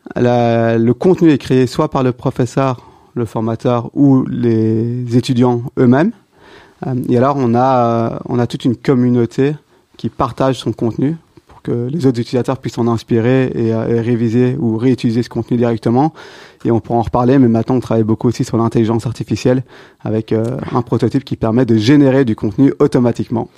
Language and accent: French; Belgium; also born or lived in Brussels; belge, j'ai toujours étudié à, Bruxelles